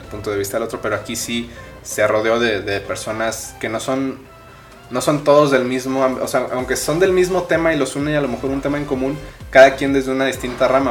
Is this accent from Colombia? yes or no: no; Mexico; así somos los mexicanos